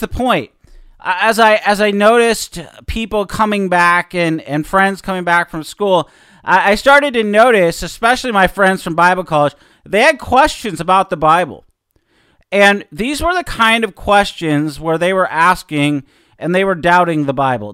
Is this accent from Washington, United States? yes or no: yes; Seattle, Washington, United States; growing up in Seattle, especially probably around my senior year